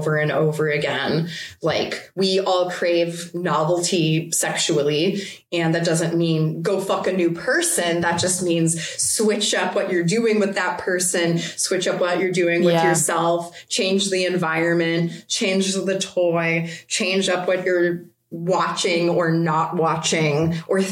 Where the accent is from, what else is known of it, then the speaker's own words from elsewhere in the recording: United States; as an American